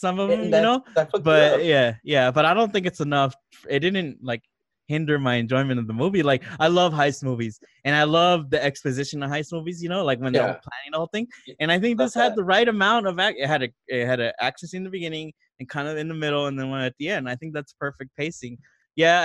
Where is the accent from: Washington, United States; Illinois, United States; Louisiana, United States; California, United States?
California, United States; Los Angeles; we as people from